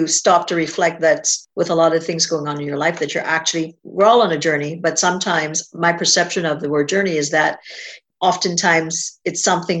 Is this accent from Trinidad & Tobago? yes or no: yes; Trinidad & Tobago; I was born in a little island of Trinidad and Tobago in the Caribbean.